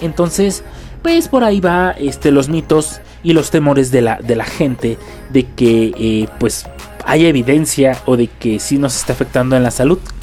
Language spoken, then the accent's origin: Spanish; Mexico; Estamos en un país donde, pues vamos lentos en cuanto a tecnología